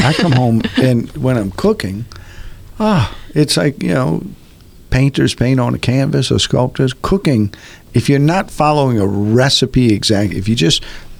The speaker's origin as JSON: {"language": "English", "town": "New Orleans", "region": "Louisiana", "country": "United States", "tie": "born or raised there", "said": "growing up in New Orleans, food is so central to our culture."}